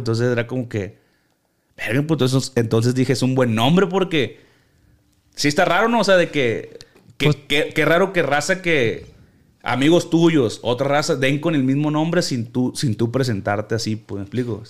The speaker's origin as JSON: {"language": "Spanish", "town": "Culiacán", "region": "Sinaloa", "country": "Mexico", "said": "soy de Culiacán"}